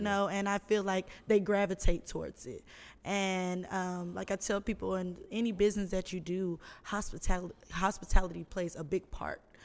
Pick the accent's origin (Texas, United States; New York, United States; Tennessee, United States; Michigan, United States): Texas, United States; Houston; I'm from Houston, Texas.